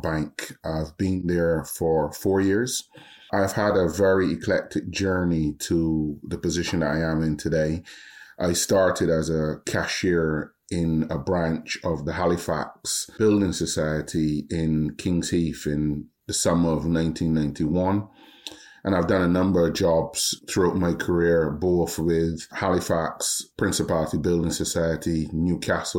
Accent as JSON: {"language": "English", "country": "Barbados", "tie": "born or raised there", "also_born_or_lived": "Epsom, England", "moved": "as an adult", "lives_now": "United Kingdom", "said": "we went back to Barbados at the age of 4. I was educated there until I was 18, 19."}